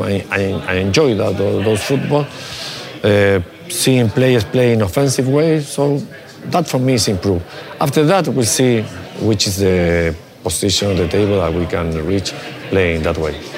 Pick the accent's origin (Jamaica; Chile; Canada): Chile; English is a second language; moved away; I learned English because I studied in an English school in, in Chile when I was a little boy